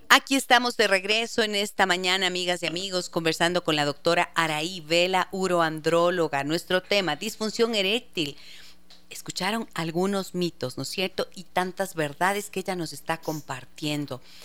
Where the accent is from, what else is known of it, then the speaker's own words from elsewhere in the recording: Ibarra, Imbabura, Ecuador; Ustedes saben que es mi tierra